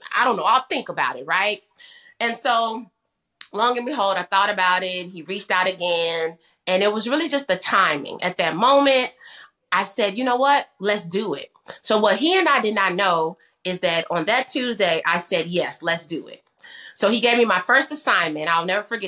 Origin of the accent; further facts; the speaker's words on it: Kankakee, Illinois, United States; moved away as an adult; also born or lived in Bloomington, Illinois; now in Dallas, United States; I'm from Kankakee, Illinois. So shout out to my hometown and home state